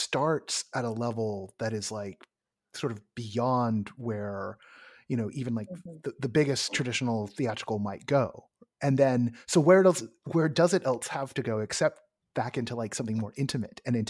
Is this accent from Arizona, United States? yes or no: no; San Francisco Bay Area, California, United States; moved away; I'm from the Bay